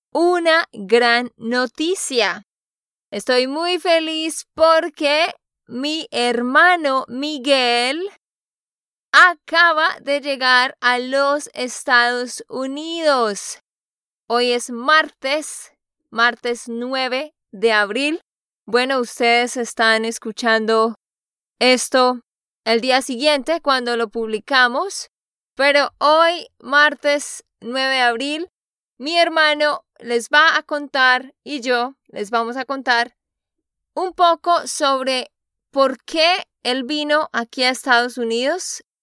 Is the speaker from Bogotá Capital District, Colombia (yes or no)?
no; Santander, Colombia; now in United States; de Santander, Colombia.